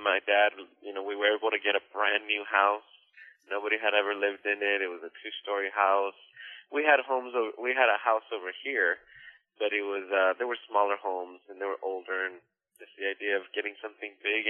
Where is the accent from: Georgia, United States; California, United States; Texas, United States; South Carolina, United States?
California, United States; Los Angeles area; also born or lived in Torrance / Inglewood / Riverside / Hawthorne; I was born in Torrance, and then I grew up nearby in Inglewood, and then stayed in Inglewood until about, I was 8 years old. Then we moved to Riverside, which is about an hour and a half east. That was a small little developing city.